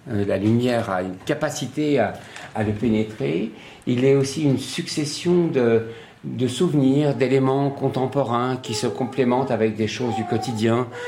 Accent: Nice, Provence-Alpes-Côte d'Azur, France; also born or lived in Casablanca, Morocco; C'est l'âge de mes 6 ans à Nice avec ma grand-mère. Avant ça, je suis né à Casablanca.

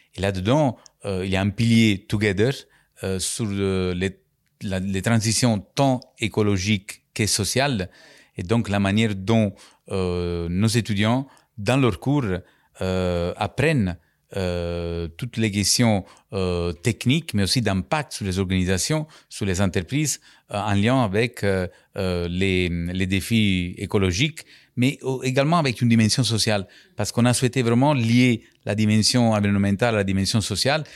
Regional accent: Capri, Campania, Italy; French is a second language; moved away as an adult; also born or lived in Naples; now in France; j'ai grandi sur l'île de Capri, où je suis né, en 1970.

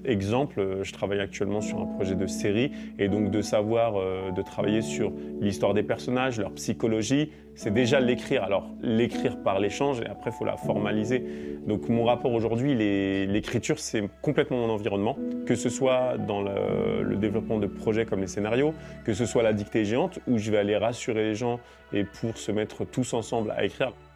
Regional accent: France; also born or lived in Morocco; je suis né en France et j'ai vécu mes cinq premières années au Maroc

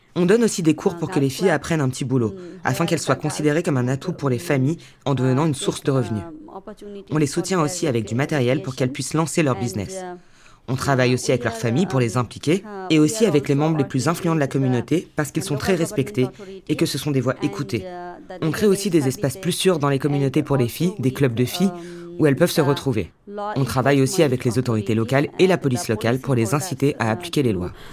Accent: Bagerhat, Khulna Division, Bangladesh; Je viens du uh, sud du Bangladesh, du Bagharat

